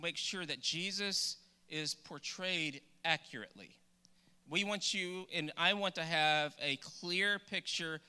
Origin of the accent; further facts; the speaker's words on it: Douglas, Texas, United States; I grew up in Douglas, Texas, which is outside of Nacogdoches